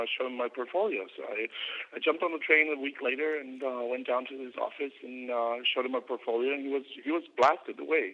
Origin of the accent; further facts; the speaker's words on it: Germany; moved away as an adult; also born or lived in United States; I was born in Germany, and I grew up here until I was 17 years old